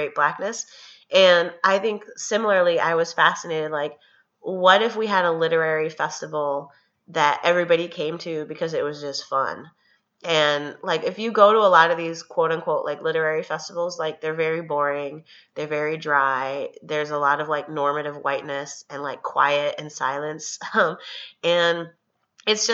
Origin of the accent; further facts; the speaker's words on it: Chicago, Illinois, United States; moved away as an adult; also born or lived in Cambridge, Massachusetts; I grew up in Chicago